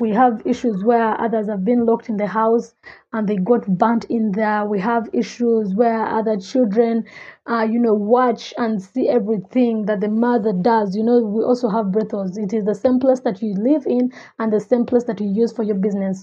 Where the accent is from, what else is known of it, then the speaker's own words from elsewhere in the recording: Kampala, Central Region, Uganda; I grew up in Kabalagala, the biggest red light district in Uganda.